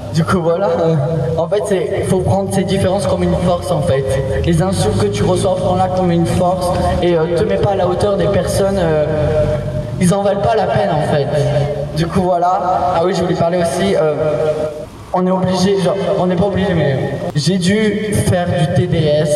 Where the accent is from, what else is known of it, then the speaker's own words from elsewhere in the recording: Marseille, Provence-Alpes-Côte d'Azur, France; je suis de Marseille